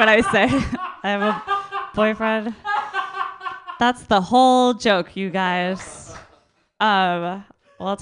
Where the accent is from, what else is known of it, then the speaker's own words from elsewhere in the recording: Minnesota, United States; moved away as an adult; now in Oakland, United States; I'm from Minnesota and I moved to Oakland a few years ago.